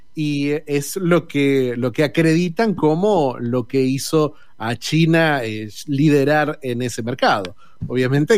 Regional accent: Argentina; como todo argentino

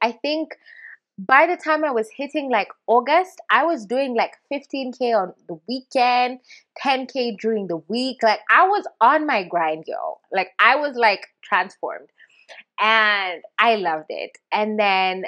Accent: Kenya; I'm a Kenyan

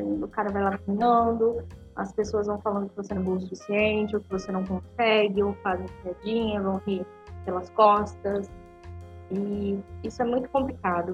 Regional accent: Foz do Iguaçu, Paraná, Brazil; eu sou de Foz do Iguaçu, do Paraná

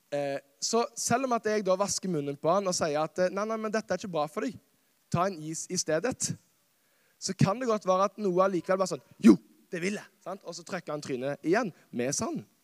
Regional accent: Karmøy, Rogaland, Norway; moved away as an adult; also born or lived in Kristiansand; så er jeg fra Karmøy. Verdens beste øy. Verdens navle. Norges svar på New York. OK. Og det er et fantastisk sted som jeg har fått lov å vokse opp

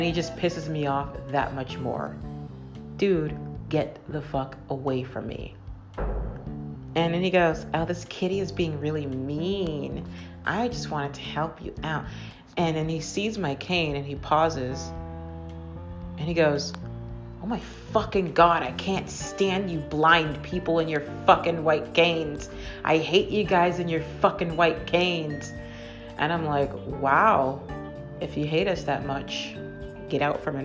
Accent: Massachusetts, United States; I'm from Massachusetts

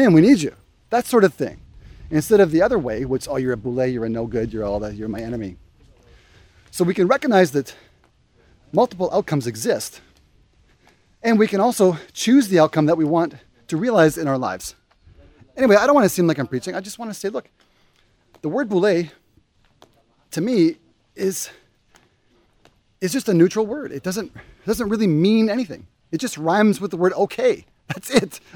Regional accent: Canada; moved away as an adult; now in Indonesia; As a Canadian

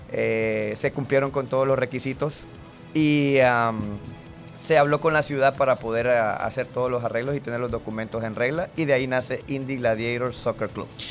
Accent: La Ceiba, Atlántida, Honduras; moved away as an adult; now in Indianapolis, United States; soy de La Ceiba, Honduras

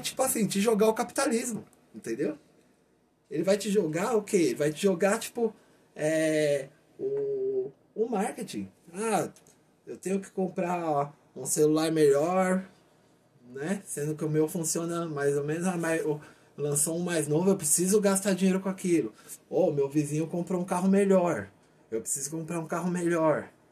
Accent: Brazil; sou brasileiro, eu amo meu país

